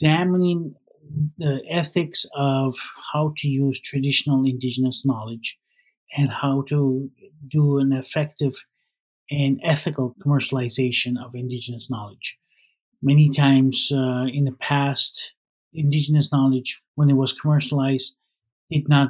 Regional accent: Canada; I grew up in Baligoid First Nation, but nobody really knows where that is

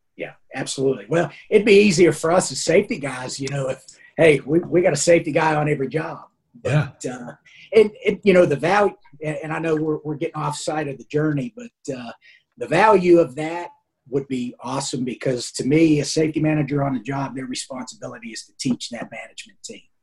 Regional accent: Pennsylvania, United States; I grew up in Pennsylvania

